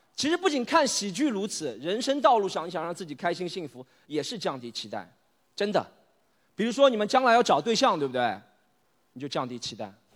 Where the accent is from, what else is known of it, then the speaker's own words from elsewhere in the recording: Shanghai, China; 我从小出生在上海杨浦区的棚户区里，那里叫定海街道